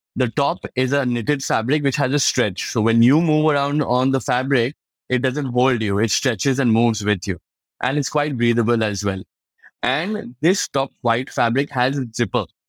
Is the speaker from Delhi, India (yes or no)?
no; Kolkata, West Bengal, India; I was from Calcutta, we had a main warehouse there